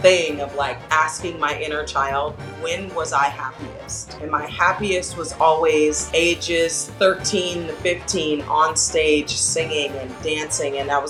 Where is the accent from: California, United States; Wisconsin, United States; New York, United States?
California, United States; Los Angeles; I grew up in Los Angeles, California. I started performing professionally middle school age. I was like 13 the first time I got paid for a professional gig, which was one of my teachers at Bancroft Junior High